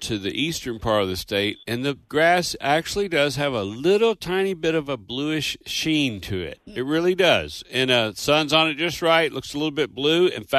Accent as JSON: {"language": "English", "town": "Owensboro", "region": "Kentucky", "country": "United States", "tie": "born or raised there", "said": "The Bluegrass International Bluegrass Hall of Fame is in Owensboro, Kentucky, my hometown."}